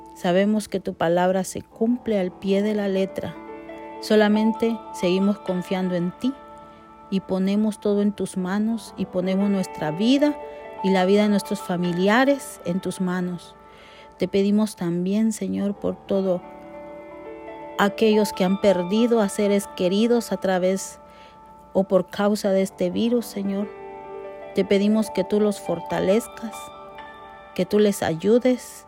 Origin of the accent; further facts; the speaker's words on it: Guatemala; como decimos en mi país, Guatemala